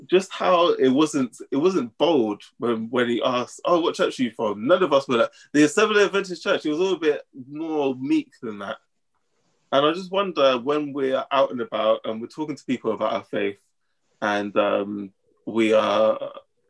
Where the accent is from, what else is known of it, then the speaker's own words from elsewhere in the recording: Northampton, East Midlands, United Kingdom; we're from Northampton